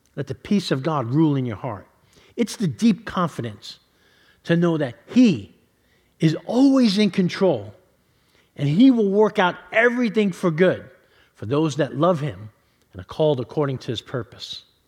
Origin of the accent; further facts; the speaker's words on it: New York City, New York, United States; moved away; I grew up in New York City